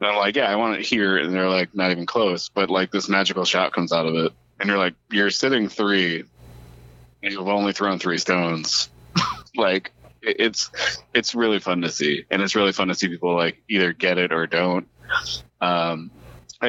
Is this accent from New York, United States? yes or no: no; Smithfield, Rhode Island, United States; also born or lived in Providence, Rhode Island; I grew up in Smithfield and Providence. And I graduated high school in Smithfield.